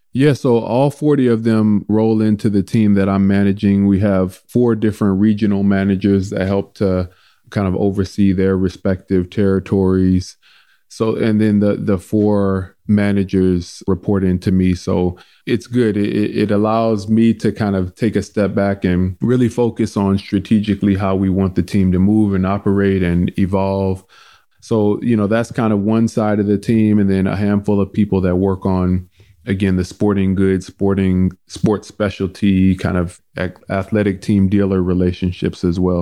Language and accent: English; St. Louis, Missouri, United States; they were my hometown team